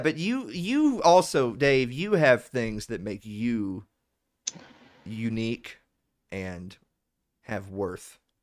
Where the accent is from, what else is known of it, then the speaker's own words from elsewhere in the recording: the South, United States; I'm from the South